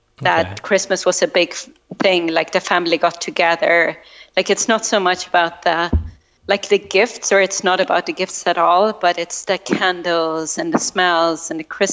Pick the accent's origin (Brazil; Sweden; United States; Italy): Sweden; I grew up in Sweden. So my family was a family of immigrants because a lot of people had come over during the Second World War from Estonia